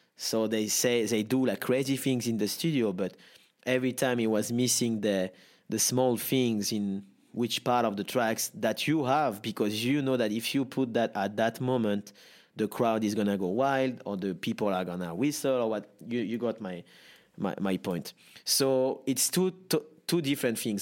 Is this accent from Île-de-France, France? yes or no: no; Nice, Provence-Alpes-Côte d'Azur, France; English is a second language; I'm born and raised in Nice, south of France.